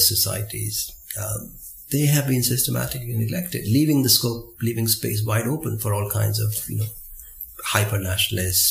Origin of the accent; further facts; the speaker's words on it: India; growing up in India in the 1970s and 80s